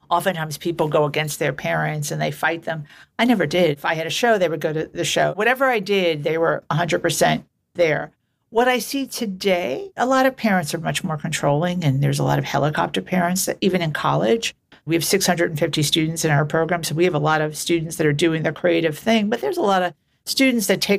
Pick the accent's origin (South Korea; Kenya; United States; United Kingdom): United States; New York City, New York; I grew up in New York City in Queens in a place called Glendale, which is a little community